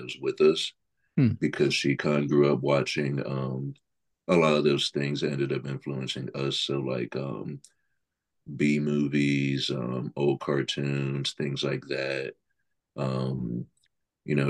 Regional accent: Greensboro, North Carolina, United States; born and raised in Greensboro, grew up here, went to school here.

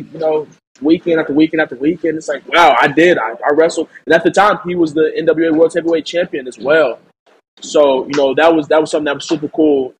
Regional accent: St. Louis, Missouri, United States; my hometown, St. Louis

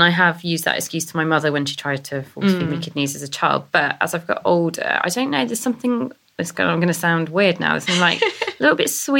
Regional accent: the Cotswolds, South West England, United Kingdom; I'm from the Cotswolds

